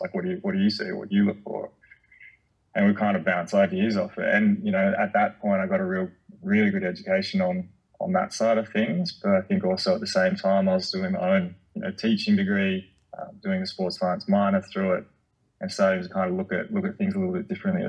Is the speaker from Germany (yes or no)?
no; Canberra, Australian Capital Territory, Australia; moved away; growing up in Canberra with the fire trails, and I grew up on a farm